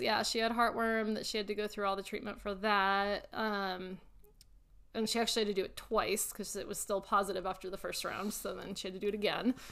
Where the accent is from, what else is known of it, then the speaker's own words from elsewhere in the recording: Louisville, Colorado, United States; That's where I was born and raised in Louisville